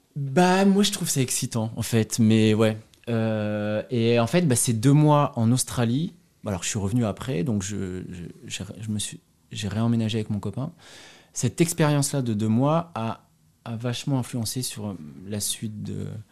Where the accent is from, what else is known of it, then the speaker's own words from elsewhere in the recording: near Azay-le-Rideau, Centre-Val de Loire, France; moved away as an adult; also born or lived in Paris, France; now in Berlin, Germany; viens de Mont, il y a 6000 habitants